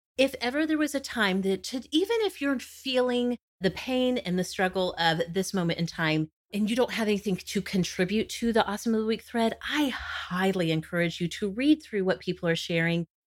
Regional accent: Oklahoma, United States; born or raised there

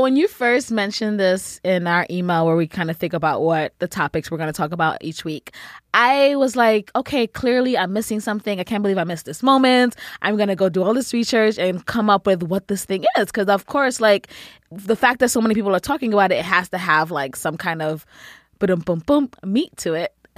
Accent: New York City, New York, United States; I grew up in the Bronx.

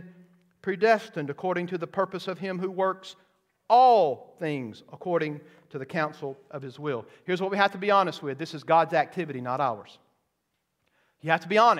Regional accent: the South, United States; I grew up in the South

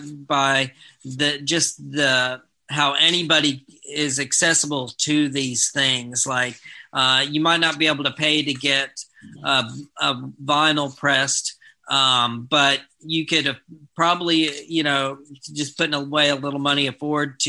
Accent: Ruston, Louisiana, United States; I'm also from Ruston, but I'm a little younger than those guys.

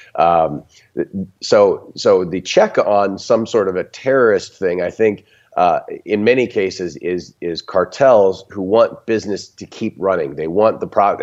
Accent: Texas, United States; as a Texan

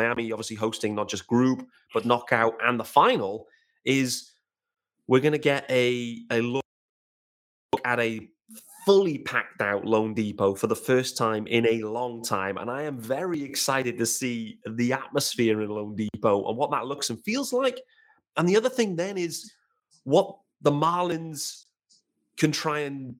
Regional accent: United Kingdom; us as great British guys

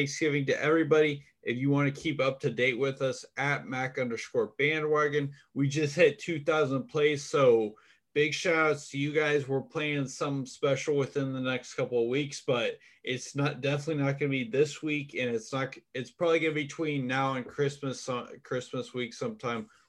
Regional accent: Indianapolis, Indiana, United States; my hometown, Indianapolis, Indiana

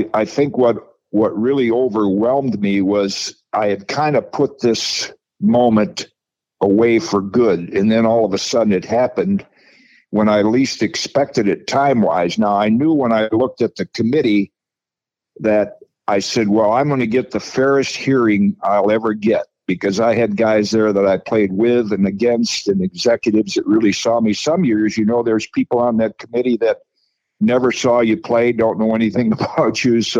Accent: Michigan, United States; as a kid growing up in Michigan

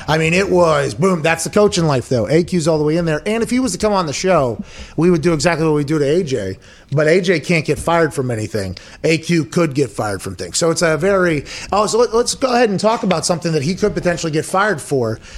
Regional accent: Pittsburgh, Pennsylvania, United States; I come from Pittsburgh

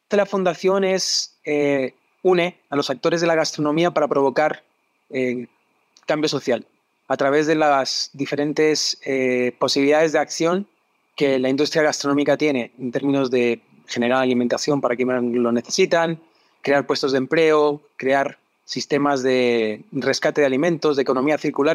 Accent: Madrid, Community of Madrid, Spain; moved away as an adult; also born or lived in England / Barcelona; now in Chile; Yo soy español, nací en Madrid, en una familia de gastrónomos

